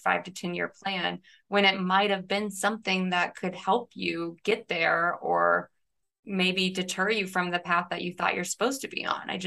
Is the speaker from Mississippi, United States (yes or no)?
no; Westfield, Indiana, United States; I'm from Westfield, Indiana